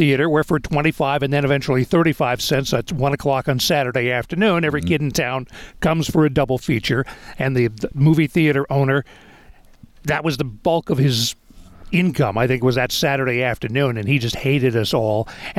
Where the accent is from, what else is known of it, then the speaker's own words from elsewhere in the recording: Tillamook and Seaside, Oregon, United States; we are from Tillamook and Seaside